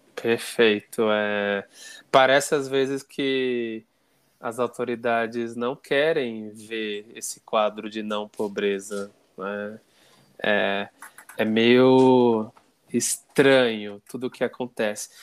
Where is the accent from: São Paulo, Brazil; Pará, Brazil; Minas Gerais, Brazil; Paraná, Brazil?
São Paulo, Brazil; eu sou da Zona Sul